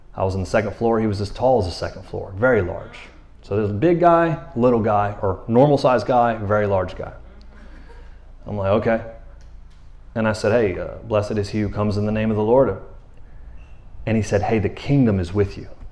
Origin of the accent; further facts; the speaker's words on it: Florida, United States; now in Tyler, United States; I'm from Florida